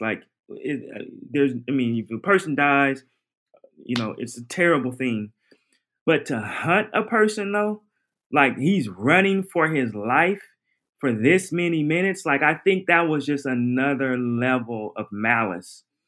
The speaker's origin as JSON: {"language": "English", "town": "Portland", "region": "Oregon", "country": "United States", "tie": "born or raised there", "said": "I'm from Oregon, Portland, Oregon"}